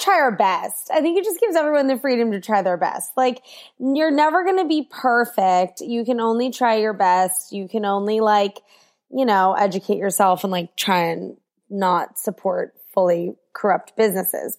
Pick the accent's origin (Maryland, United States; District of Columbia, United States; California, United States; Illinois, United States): District of Columbia, United States; Washington; I grew up in D C